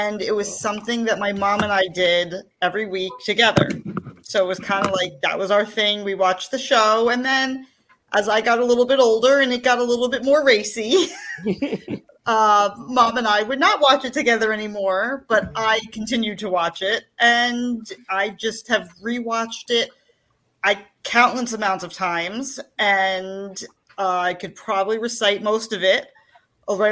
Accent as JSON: {"language": "English", "town": "Paramus", "region": "New Jersey", "country": "United States", "also_born_or_lived": "Fair Lawn, New Jersey", "said": "I'm from Paramus. I'm in Fairlawn now"}